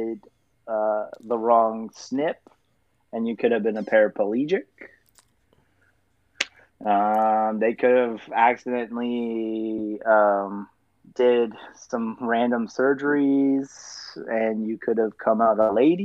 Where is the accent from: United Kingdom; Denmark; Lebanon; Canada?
Canada; we're Canadian